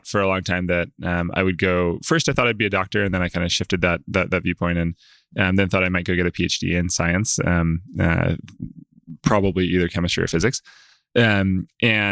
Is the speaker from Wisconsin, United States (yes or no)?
no; Clemmons, North Carolina, United States; I grew up in Central North Carolina. Small town, kind of outside